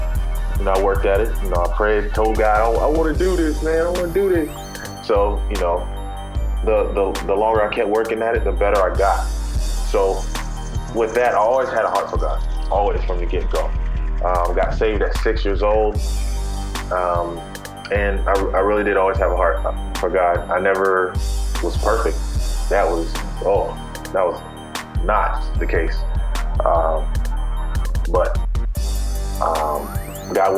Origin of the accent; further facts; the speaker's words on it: Fayetteville, North Carolina, United States; I'm from North Carolina, Fayetteville, North Carolina.